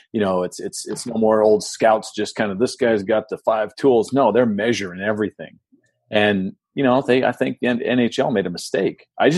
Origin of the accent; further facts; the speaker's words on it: San Diego, California, United States; now in Tampa, United States; I grew up in San Diego.